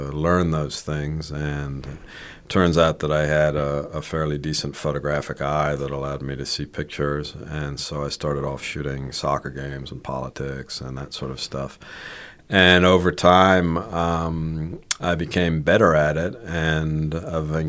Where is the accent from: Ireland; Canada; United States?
Ireland; moved away as an adult; also born or lived in Spain; So I was born in Spain to American parents, but I mainly grew up in Ireland